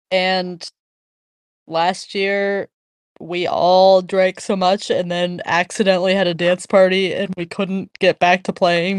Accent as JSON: {"language": "English", "region": "Pennsylvania", "country": "United States", "moved": "yes", "said": "I'm originally from Pennsylvania"}